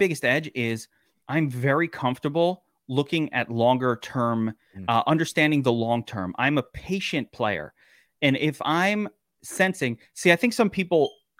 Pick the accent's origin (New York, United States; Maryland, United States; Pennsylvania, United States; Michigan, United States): New York, United States; New York City; I'm from Brooklyn.